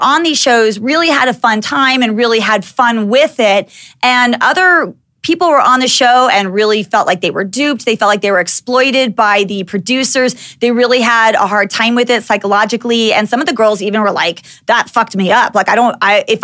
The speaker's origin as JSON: {"language": "English", "town": "Dallas", "region": "Texas", "country": "United States", "tie": "born or raised there", "said": "being a little white girl growing up in Dallas, Texas"}